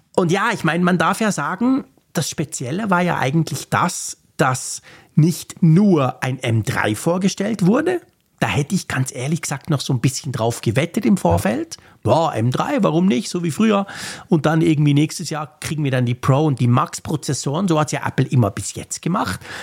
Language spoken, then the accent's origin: German; Switzerland; bei uns in der Schweiz